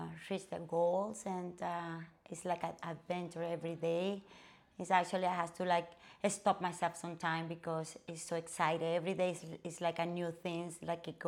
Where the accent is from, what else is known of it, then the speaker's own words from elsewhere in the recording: Venezuela; English is a second language; moved away as an adult; also born or lived in Colorado; now in South Florida, United States; Actually, I'm from Venezuela